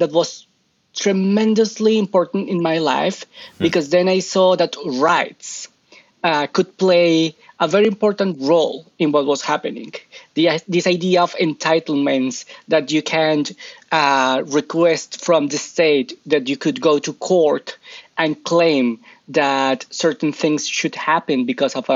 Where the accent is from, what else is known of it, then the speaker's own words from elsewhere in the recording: Colombia; moved away as an adult; I am originally from Colombia